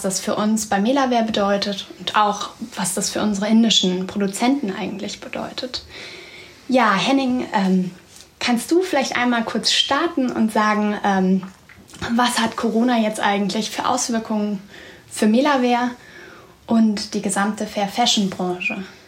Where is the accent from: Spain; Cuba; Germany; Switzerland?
Germany; also born or lived in India; ich bin letzte Woche ganz kurzfristig aus Indien zurück nach Deutschland gekommen, wie viele andere Deutsche